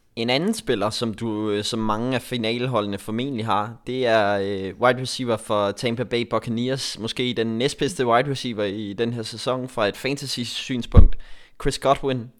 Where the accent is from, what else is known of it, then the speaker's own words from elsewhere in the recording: Denmark; Jeg er den eneste dansker